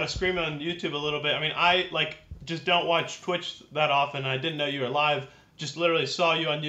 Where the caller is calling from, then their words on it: Jacksonville, Florida, United States; Jacksonville, Florida.